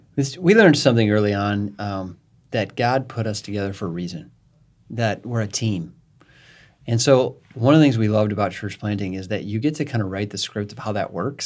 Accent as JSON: {"language": "English", "region": "Northern Illinois", "country": "United States", "said": "I came from Northern Illinois"}